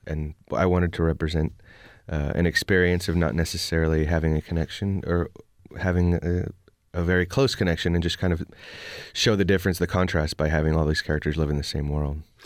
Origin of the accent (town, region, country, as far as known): Oakland, California, United States; born or raised there